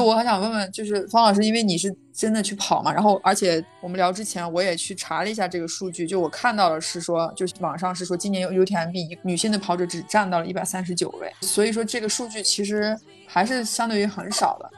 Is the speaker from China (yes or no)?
yes; China; 我来自中国